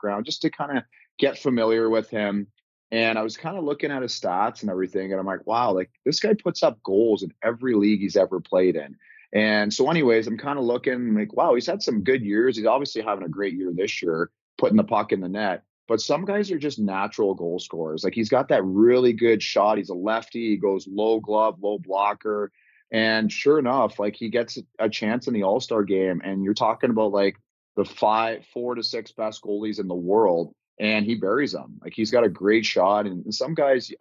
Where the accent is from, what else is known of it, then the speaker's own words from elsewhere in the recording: Ontario, Canada; moved away; I grew up in Ontario, you know, home of the OHL